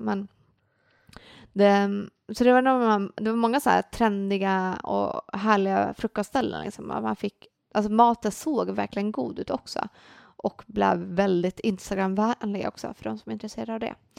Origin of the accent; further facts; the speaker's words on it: Sweden; vi i Sverige